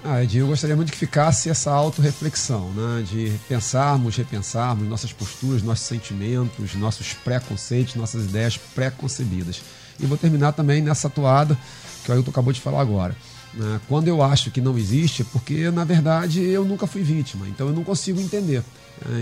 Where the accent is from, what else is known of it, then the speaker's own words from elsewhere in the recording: Rio de Janeiro, Brazil; also born or lived in Cidade de Deus, Rio de Janeiro; eu nasci na Rocinha, morei até os treze anos na Rocinha, e depois dos treze aos vinte e quatro, na Cidade de Deus